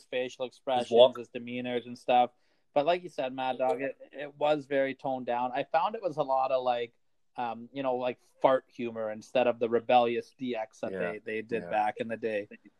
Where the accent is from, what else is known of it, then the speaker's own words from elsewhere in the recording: Canada; also born or lived in Toronto; We're Canadian.